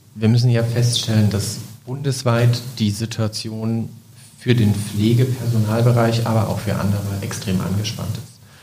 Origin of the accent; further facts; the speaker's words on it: Leipzig, Saxony, Germany; moved away as an adult; now in Bremerhaven, Germany; ich komme aus Leipzig, bin also zugezogen 2016